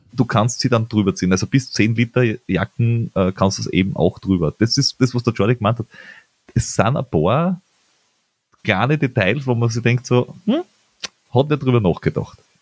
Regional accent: Austria; bei uns in Österreich

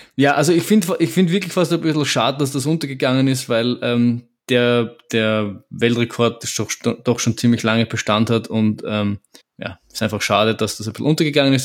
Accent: Vienna, Austria; wir als Wiener oder um, Wien-Umkreisigerer

